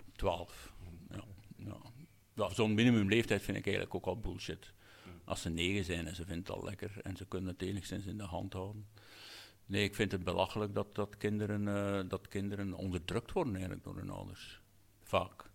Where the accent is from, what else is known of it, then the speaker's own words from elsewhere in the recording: Hamme, Flanders, Belgium; een zaalvoetbalclub in, in Hammen, mijn geboortedorp